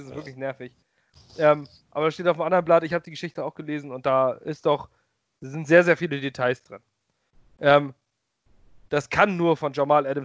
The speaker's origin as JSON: {"language": "German", "town": "Kiel", "region": "Schleswig-Holstein", "country": "Germany", "said": "als Kieler"}